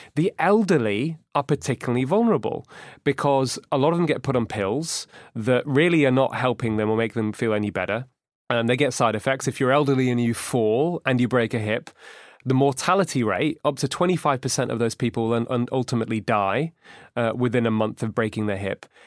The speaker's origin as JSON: {"language": "English", "town": "Manchester", "region": "North West England", "country": "United Kingdom", "tie": "born or raised there", "also_born_or_lived": "Edinburgh", "said": "we grew up in Manchester and we went to the same school and same university"}